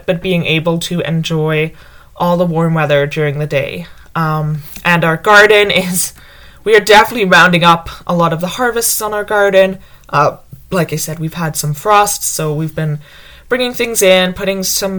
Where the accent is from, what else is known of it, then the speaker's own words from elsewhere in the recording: United Kingdom; moved away; I grew up calling it autumn because I grew up in Britain